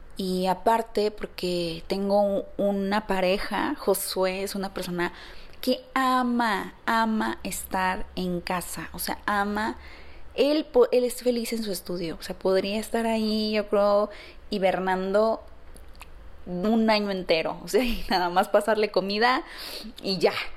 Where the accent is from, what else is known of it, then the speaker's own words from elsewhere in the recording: San Luis Potosí, Mexico; moved away as an adult; now in Guadalajara, Mexico; Yo no soy de aquí, yo, yo soy de San Luis Potosí